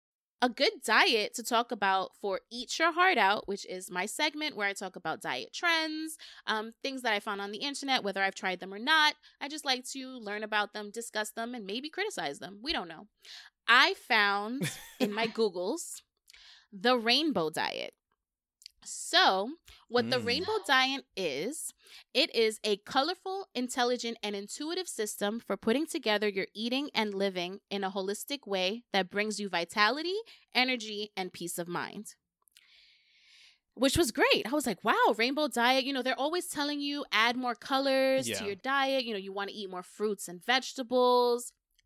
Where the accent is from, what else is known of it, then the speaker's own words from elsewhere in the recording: Bronx, New York, United States; Like, yeah. I grew up in the Bronx.